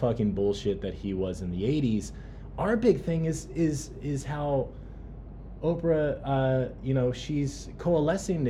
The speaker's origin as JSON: {"language": "English", "region": "New Jersey", "country": "United States", "tie": "born or raised there", "said": "Growing up in New Jersey"}